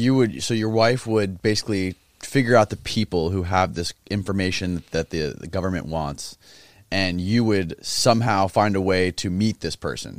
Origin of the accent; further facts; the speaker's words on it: Clearwater, Florida, United States; I was born in Clearwater.